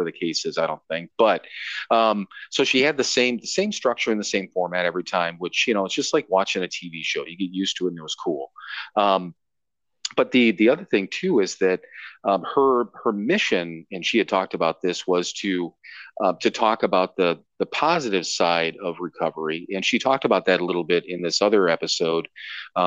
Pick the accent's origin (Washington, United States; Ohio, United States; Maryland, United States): Ohio, United States; Cleveland; I grew up there and spent so much time there.